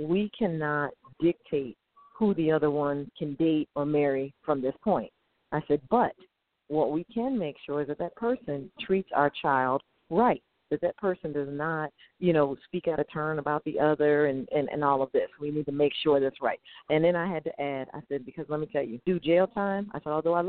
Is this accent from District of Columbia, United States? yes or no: no; Connecticut, United States; I'm from Connecticut and eat clams and drink hot chocolate